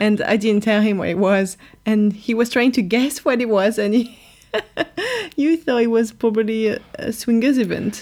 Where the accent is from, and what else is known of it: France; accent: French; now in London, United Kingdom